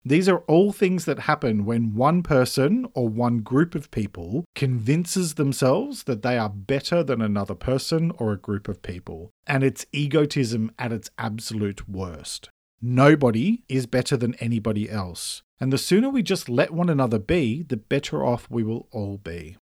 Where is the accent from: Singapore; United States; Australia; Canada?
Australia; I'm an Australian writer